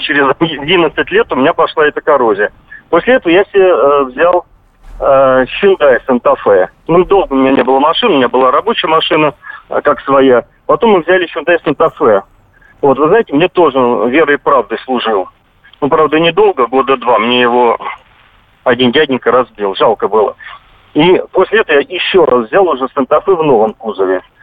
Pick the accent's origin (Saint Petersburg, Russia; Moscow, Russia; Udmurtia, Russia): Moscow, Russia; я сам из Москвы